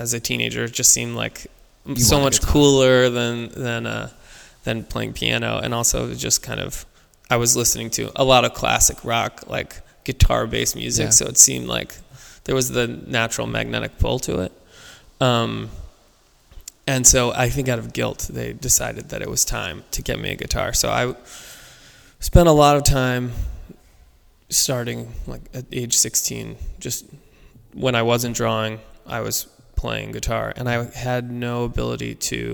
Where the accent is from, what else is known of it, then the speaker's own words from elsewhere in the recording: Baltimore, Maryland, United States; I grew up in Baltimore